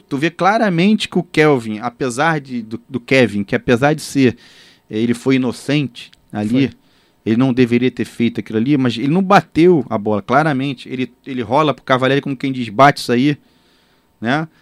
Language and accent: Portuguese; Rio de Janeiro, Brazil; eu nascido e criado ali em Copacabana